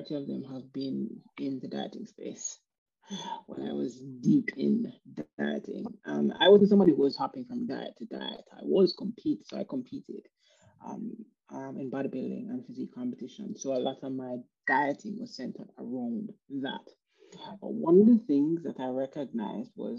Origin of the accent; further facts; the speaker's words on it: Jamaica; moved away; I'm from Jamaica. So at the time when I lived in Jamaica